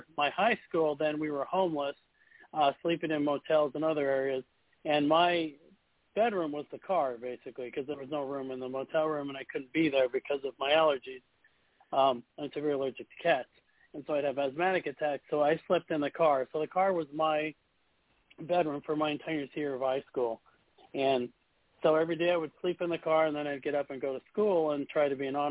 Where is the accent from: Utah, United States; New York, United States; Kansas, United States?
Utah, United States; now in Florida, United States; I grew up in Utah, so it was very cold.